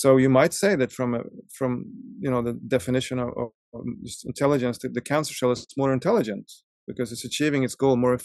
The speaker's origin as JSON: {"language": "English", "town": "Stockholm", "region": "Stockholm County", "country": "Sweden", "tie": "born or raised there", "also_born_or_lived": "Russia", "moved": "as an adult", "said": "I grew up in Stockholm"}